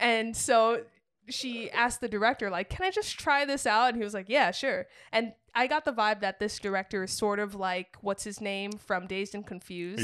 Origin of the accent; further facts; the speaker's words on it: New England, United States; growing up in New England